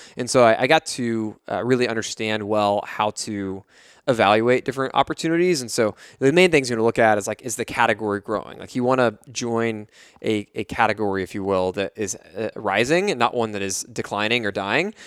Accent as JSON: {"language": "English", "town": "Fort Worth", "region": "Texas", "country": "United States", "said": "D F W, where I'm from, I'm from Fort Worth."}